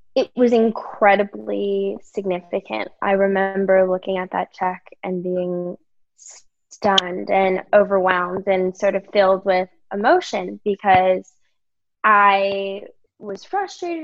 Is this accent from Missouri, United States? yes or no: no; Virginia, United States; also born or lived in New York; now in California, United States; I am actually from Virginia